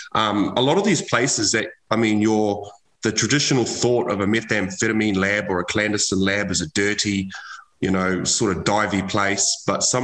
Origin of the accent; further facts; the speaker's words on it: New Zealand; moved away as an adult; now in Australia; I immigrated from New Zealand as a 20-year-old. I left school. I went to the Navy in New Zealand